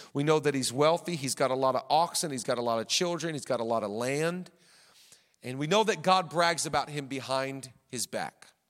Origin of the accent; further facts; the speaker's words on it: Seattle, Washington, United States; moved away; We grew up in the Seattle area